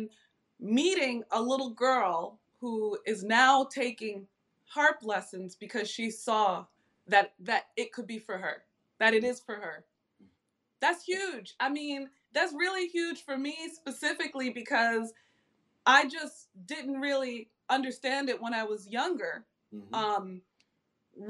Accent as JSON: {"language": "English", "region": "New York", "country": "United States", "said": "I'm from New York"}